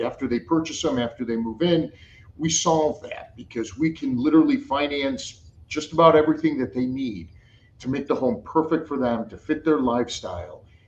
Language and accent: English; Chicago, Illinois, United States; I grew up in Chicago